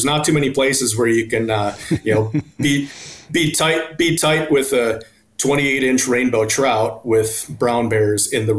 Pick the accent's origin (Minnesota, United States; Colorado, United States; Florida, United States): Minnesota, United States; Gaylord; moved away as an adult; also born or lived in South Dakota; I grew up in Gaylord, Minnesota, down by Mankato, went to school at St. Olaf in Northfield. So I spent the first 21, 22 years of my life living in Minnesota